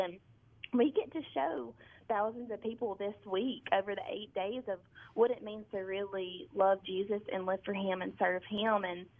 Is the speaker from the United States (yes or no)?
yes; Amory, Mississippi, United States; I am from Amory, Mississippi, which is about 30 minutes south of our national headquarters in Tupelo, Mississippi. I grew up in that town. I went to high school there.